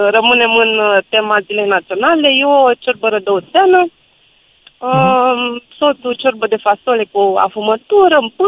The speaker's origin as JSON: {"language": "Romanian", "region": "Bucharest", "country": "Romania", "said": "eu sunt din București"}